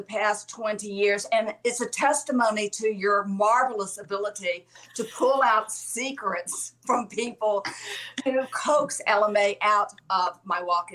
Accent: Alabama, United States; I'm from Alabama

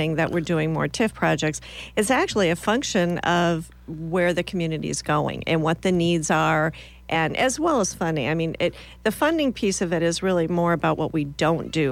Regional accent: Minnesota, United States; moved away as an adult; also born or lived in Iowa; now in Lincoln, United States; I'm originally from Minnesota.

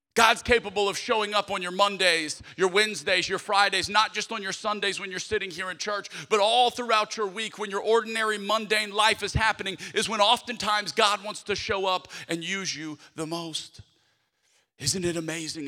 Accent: Lafayette, Louisiana, United States; moved away; my hometown of Lafayette, Louisiana

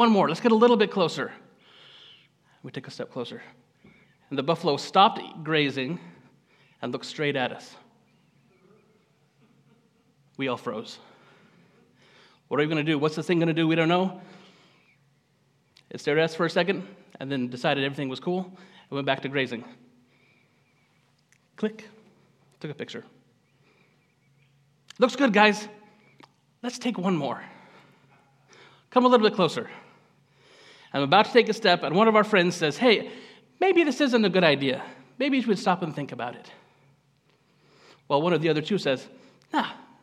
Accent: Gridley, California, United States; also born or lived in Rocklin, California; I am local. I grew up in Gridley, just down the road here.

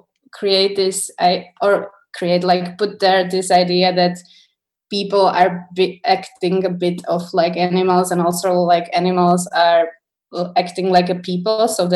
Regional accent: Slovakia; English is a second language; also born or lived in Czech Republic; because we grew up in here in Slovakia and Czech.

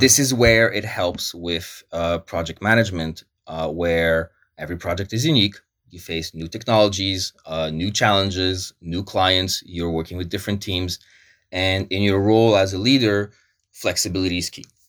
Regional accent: Montreal, Quebec, Canada; first language Polish; English is a second language; moved away; also born or lived in Wrocław, Poland / Italy / Córdoba, Spain; growing up in Montreal, where even in my high school, we were, I went to the International School of Montreal

